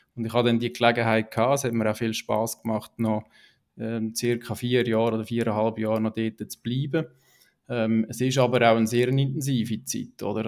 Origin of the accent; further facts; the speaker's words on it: Niederwil, Aargau, Switzerland; now in Wohlen, Switzerland; aufgewachsen in Niederwil, ähm, unterdessen in Wolle wohnhaft